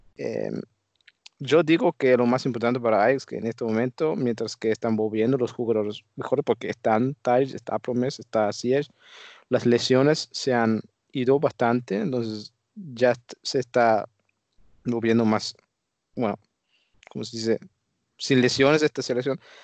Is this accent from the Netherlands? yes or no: yes; Netherlands; yo como holandés